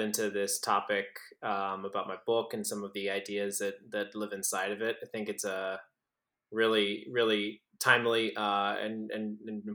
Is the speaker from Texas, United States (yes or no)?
yes; San Antonio, Texas, United States; I was born and raised in San Antonio, Texas